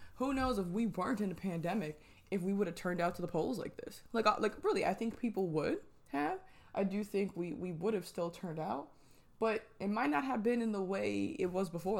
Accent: New Jersey, United States; moved away; I am originally from New Jersey

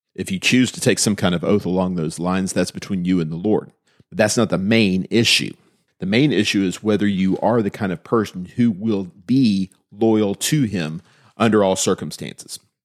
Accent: United States

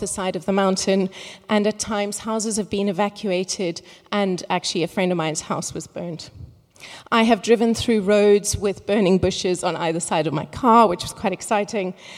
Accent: Cape Town, Western Cape, South Africa; moved away; I am originally from Cape Town

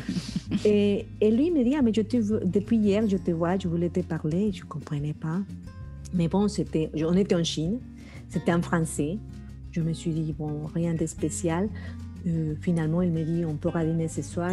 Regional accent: Colombia; moved away; était chez moi en Colombie

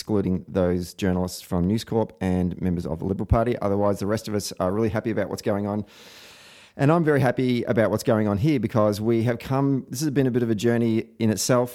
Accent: Victoria, Australia; I'm a bad Victorian

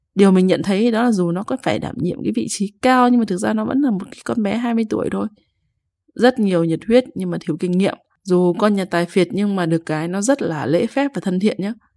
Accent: Hai Phong, Vietnam; now in Hanoi, Vietnam; Hồi nhỏ thì ông ở Bắc Ninh còn mình thì ở Hải Phòng

